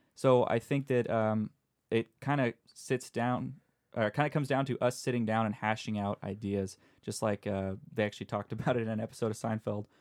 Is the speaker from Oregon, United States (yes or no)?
no; San Diego, California, United States; I'm from San Diego